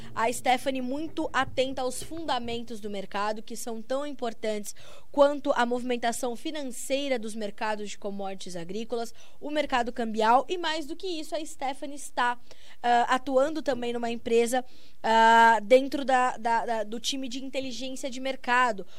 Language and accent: Portuguese; São Paulo, Brazil; Eu também sou de São Paulo